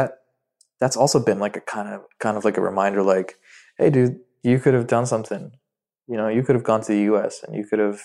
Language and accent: English; Dubai, United Arab Emirates; English is a second language; I feel like I'm from Dubai, but I'm actually Syrian and my parents moved out here.